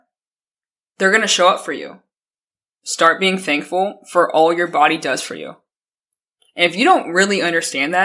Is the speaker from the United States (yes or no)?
yes; Colorado, United States; I'm from Colorado.